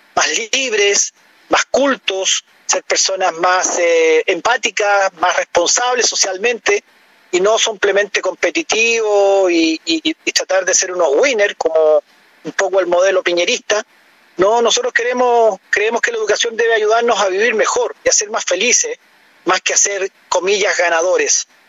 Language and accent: Spanish; Chile; como ciudadano chileno, como, como una persona que quiere lo mejor para nuestro país